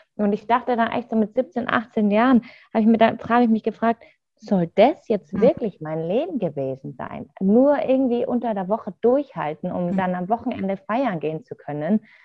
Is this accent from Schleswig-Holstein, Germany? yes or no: no; Munich, Bavaria, Germany; ich komme ja aus München